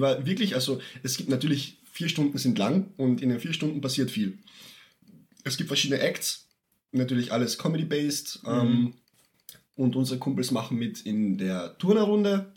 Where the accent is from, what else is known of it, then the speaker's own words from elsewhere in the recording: Villach, Carinthia, Austria; wir Villacher auch die Narrenstadt genannt werden